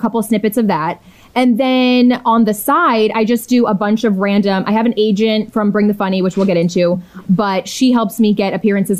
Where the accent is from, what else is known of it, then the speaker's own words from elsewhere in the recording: Washington, District of Columbia, United States; my hometown, DC, which is where I'm at now.